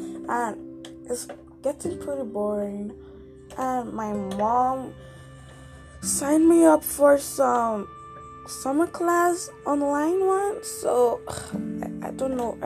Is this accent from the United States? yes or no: no; Nigeria; now in Canada; I'm from Nigeria, but I'm living in Canada